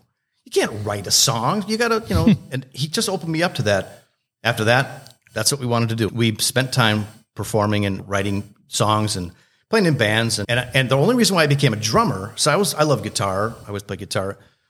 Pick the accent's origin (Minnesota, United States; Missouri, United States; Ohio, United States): Minnesota, United States; Mahtomedi; I grew up in Mahtomedi, which is where I live now.